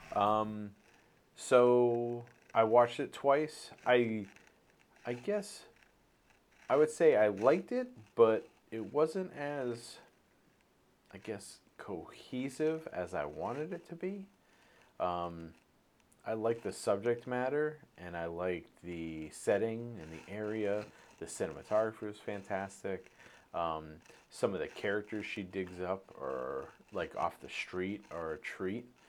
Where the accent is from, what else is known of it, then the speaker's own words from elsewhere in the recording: Maine, United States; growing up on the East Coast, growing up in Maine